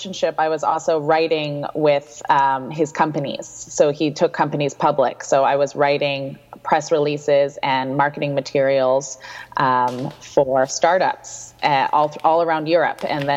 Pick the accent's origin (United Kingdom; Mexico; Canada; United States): Canada; Vancouver, British Columbia; moved away as an adult; also born or lived in Victoria / Ottawa; I'm born and raised in Vancouver. I went to Kitsilano High School